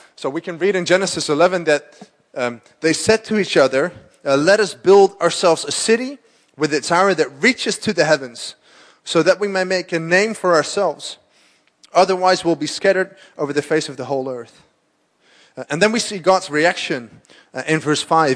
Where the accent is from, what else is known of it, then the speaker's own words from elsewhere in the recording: Amsterdam, North Holland, Netherlands; I'm from Amsterdam, born and raised.